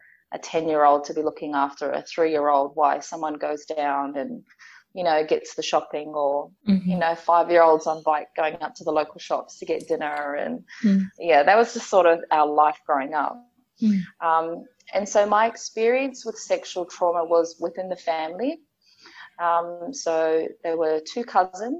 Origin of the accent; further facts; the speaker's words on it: Auckland, New Zealand; also born or lived in Pawarenga, Northland, New Zealand; I'm from a little place called Pawerenga, which is all the way up north. And I grew up in a place called Otara in South Auckland in New Zealand.